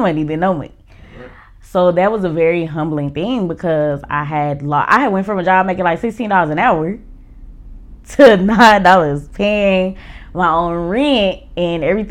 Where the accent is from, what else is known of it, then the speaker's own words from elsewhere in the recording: Oklahoma, United States; moved away as an adult; now in Atlanta, United States; My hometown is Oklahoma.